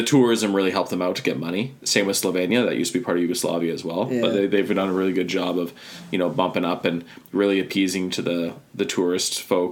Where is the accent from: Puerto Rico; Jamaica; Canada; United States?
Canada